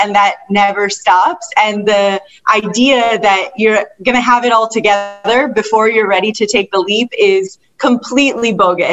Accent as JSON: {"language": "English", "town": "Detroit", "region": "Michigan", "country": "United States", "tie": "born or raised there", "said": "the area I grew up in Detroit was predominantly Caucasian"}